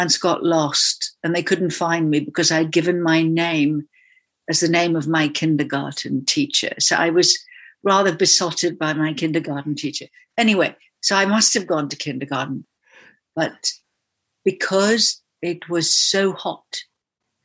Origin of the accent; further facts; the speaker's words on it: Kalahari Desert, Northern Cape, South Africa; I was born in the Kalahari Desert, which was a magical place